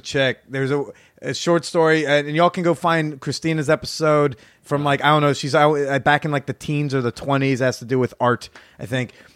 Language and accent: English; New Jersey, United States; moved away; my hometown in Jersey